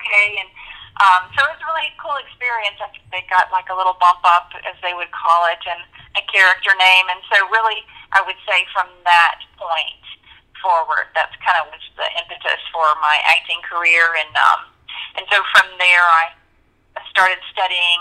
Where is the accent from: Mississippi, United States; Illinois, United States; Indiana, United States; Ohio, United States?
Mississippi, United States; Gulfport; also born or lived in San Diego, California / Virginia; I grew up mostly in Gulfport, Mississippi. My dad was in the Navy, and there's a Navy base here, and we traveled a little bit. I was born in San Diego and lived in Virginia for a little while, but for the most part, I spent my years here in Gulfport